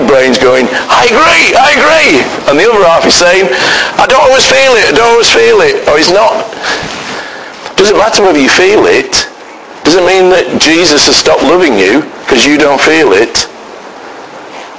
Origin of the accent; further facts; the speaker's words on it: United Kingdom; We are so British